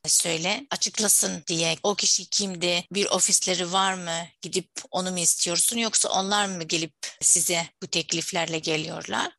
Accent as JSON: {"language": "Turkish", "country": "Syria", "second_language": "Turkish", "moved": "as an adult", "lives_now": "Turkey", "said": "Suriyeli misin? Evet dedim"}